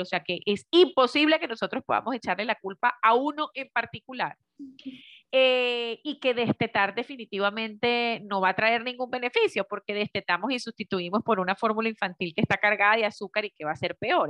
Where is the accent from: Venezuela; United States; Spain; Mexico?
Venezuela; moved away as an adult; now in Medellín, Colombia; yo soy venezolana de nacimiento, pero hace ya cuatro años eh, eh, emigré hacia, hacia Colombia y estoy justamente en la ciudad de Medellín